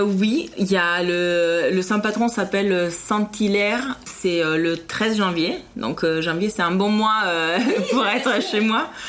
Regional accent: Parma, Emilia-Romagna, Italy; French is a second language; now in France; je viens de Parme en Italie

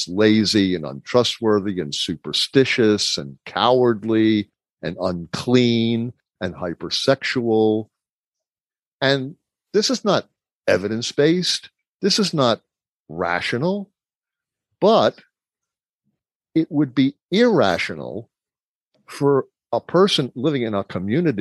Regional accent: Baltimore, Maryland, United States; growing up in Baltimore

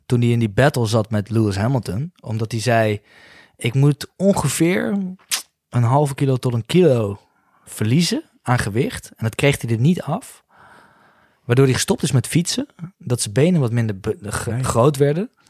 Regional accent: Nijmegen, Gelderland, Netherlands; ik kom uit Nijmegen

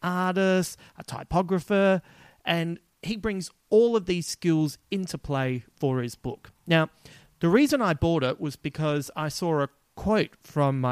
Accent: Adelaide, South Australia, Australia; accent: Adelaide; my Adelaide accent

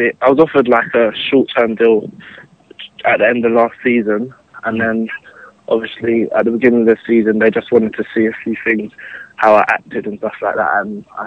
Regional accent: Thornton Heath, London, United Kingdom; I'm from Fulton Heath, like just down the road from Selhurst Park

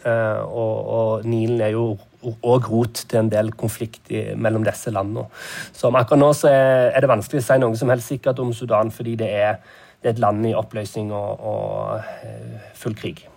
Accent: Norway; moved away as an adult; now in Nairobi, Kenya; hjemme i Norge

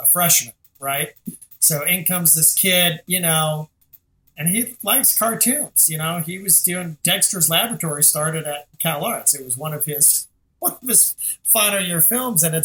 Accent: Scotland, United Kingdom; I'm Scottish

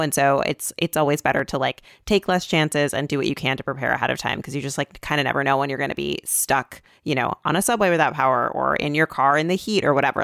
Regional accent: Michigan, United States; now in New York, United States; I'm from Michigan

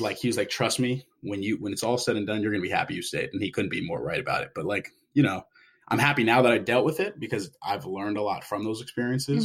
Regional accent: San Diego, California, United States; moved away as an adult; also born or lived in New York City; I'm originally from San Diego

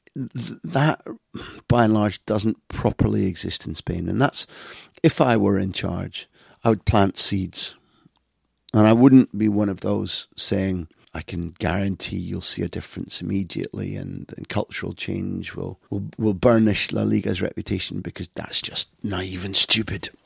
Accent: United Kingdom; I grew up in Britain.

